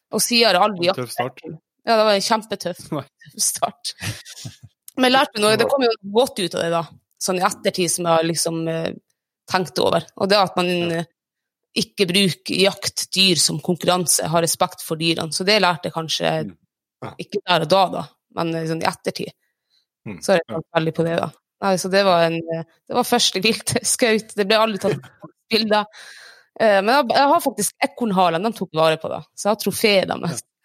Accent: Reisadalen, Troms, Norway; also born or lived in Lyngen; Jeg er 29 år, født og oppvokst i Reisadal

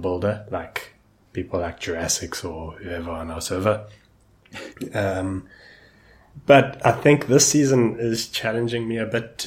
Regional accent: South Africa; I'm from South Africa

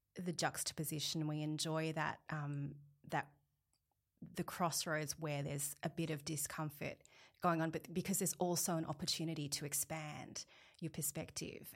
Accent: Sydney, New South Wales, Australia; I was born in Australia, so I grew up in the Sutherland Shire.

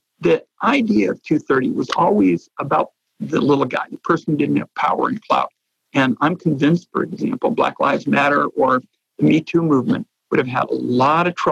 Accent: Oregon, United States

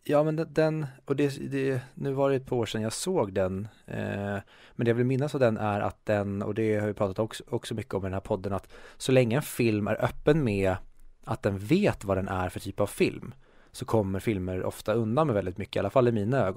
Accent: Sweden; jag tycker ju att vi i Sverige, det har jag sagt hur många gånger som helst

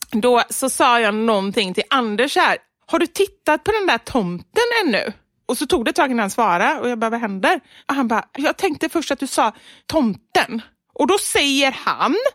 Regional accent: Gothenburg, Västra Götaland, Sweden; även om jag är göteborgare

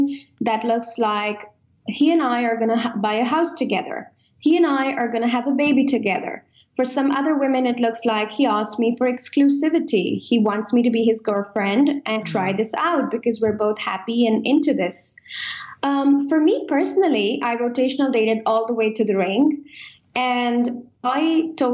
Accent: India; moved away; I come from India and I am traditional at heart

